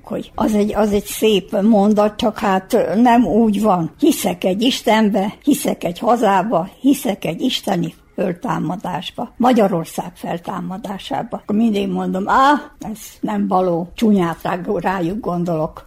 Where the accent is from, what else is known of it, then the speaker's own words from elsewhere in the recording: Titel, Vojvodina, Serbia; now in Mözs, Hungary; akkor hát én már ott nevelettem. Én már akkor ott mentem iskolába, úgyhogy én magyar magyarul tanultam mindent